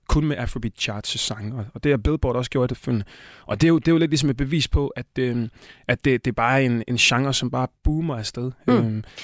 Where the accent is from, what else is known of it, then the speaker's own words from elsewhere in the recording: Tanzania; now in Denmark; er fra Østafrika, Tanzania, hvor jeg kommer fra